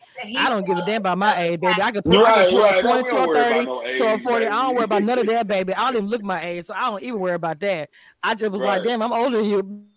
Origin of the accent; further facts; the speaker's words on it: Natchitoches, Louisiana, United States; my hometown is Natchitoches.